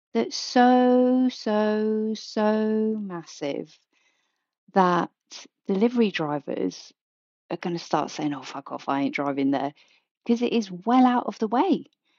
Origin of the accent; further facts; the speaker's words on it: South East England, United Kingdom; And I was introduced as … from Kent. So there you are. I am … from Kent.